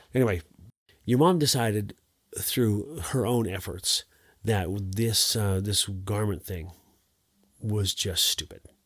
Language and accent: English; Montana, United States; I'm from Montana